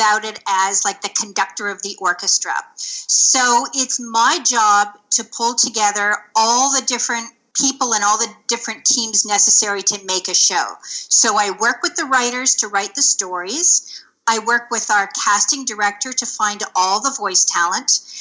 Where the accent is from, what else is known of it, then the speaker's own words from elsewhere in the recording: small town north of Toronto, Ontario, Canada; now in Toronto, Canada; I grew up in a small town north of Toronto, which is a city in Ontario, Canada